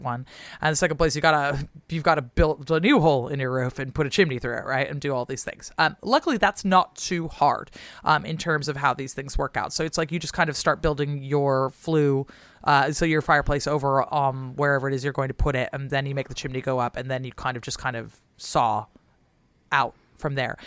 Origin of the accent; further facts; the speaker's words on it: Seattle, Washington, United States; moved away; I'm from the West Coast, so personally, like, I love a California style